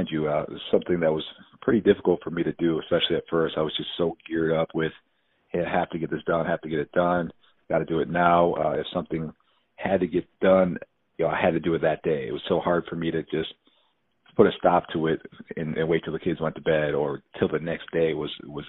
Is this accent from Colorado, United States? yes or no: no; Buffalo, New York, United States; moved away as an adult; also born or lived in Arizona; born and raised in Buffalo, New York, 5 brothers